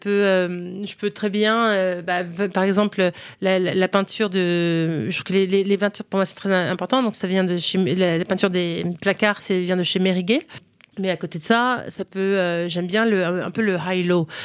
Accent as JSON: {"language": "French", "country": "United States", "tie": "born or raised there", "said": "En fait, euh, j'ai grandi aux États-Unis, mais, euh, mais on est resté une maison française à la maison, vraiment, et on revenait tous les étés."}